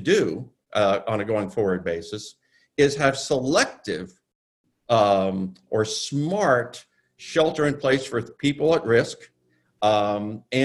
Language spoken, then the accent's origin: English; New York City, New York, United States; my hometown of New York